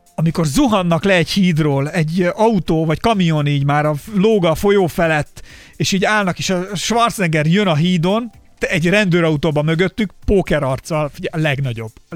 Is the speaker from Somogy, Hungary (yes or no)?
yes; Barcs, Somogy, Hungary; moved away as an adult; now in Budapest, Hungary; miután felköltöztem Budapestre, ugye én Barcsra jártam középiskolában